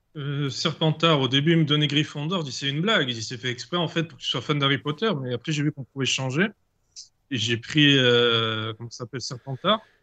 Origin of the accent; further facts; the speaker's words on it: Ajaccio, Corsica, France; Je suis d'Ajaccio.